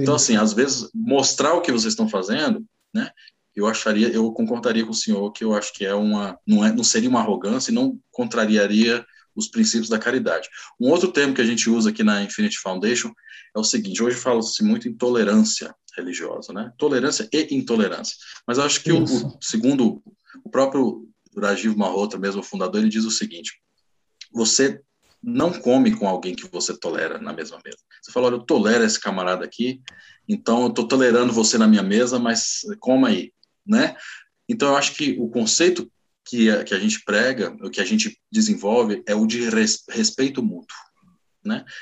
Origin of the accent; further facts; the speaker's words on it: Brazil; eu sou brasileiro